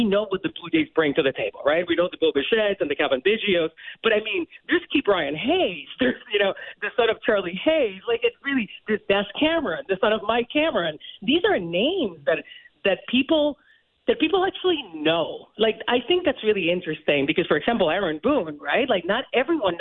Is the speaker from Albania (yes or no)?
no; Puerto Rico; moved away; I come from Puerto Rico. And it's like to get this opportunity as a Puerto Rican woman